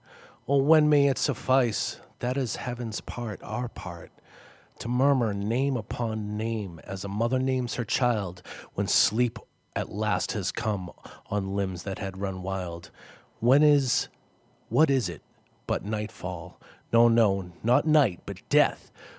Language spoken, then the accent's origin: English; Lowell, Massachusetts, United States; accent: Boston; Lowell; because of my Boston accent. It's a Lowell accent